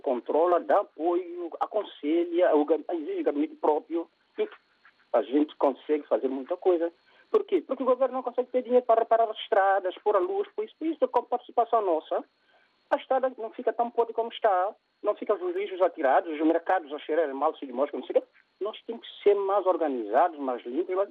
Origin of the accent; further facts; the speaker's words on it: São Tomé & Príncipe; eu sou de São Tomé